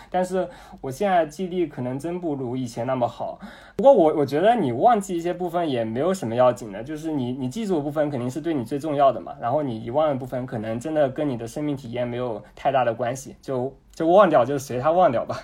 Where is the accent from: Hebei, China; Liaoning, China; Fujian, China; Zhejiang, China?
Zhejiang, China; Jinhua; 我是 嗯，浙江金华人